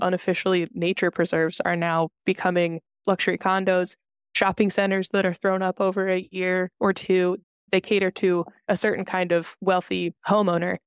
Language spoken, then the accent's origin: English; Wayne, Pennsylvania, United States; I grew up in the Philadelphia suburbs. I grew up in Wayne.